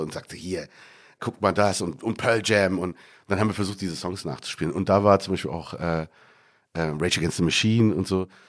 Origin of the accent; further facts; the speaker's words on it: Berlin, Germany; moved away as an adult; now in Cairo, Egypt; Ich bin Berliner, da, da kenne ich mich wirklich aus